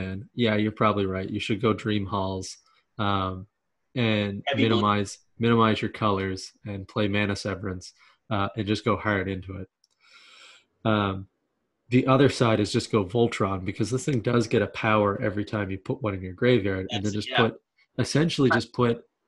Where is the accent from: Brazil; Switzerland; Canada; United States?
Canada; we're Canadian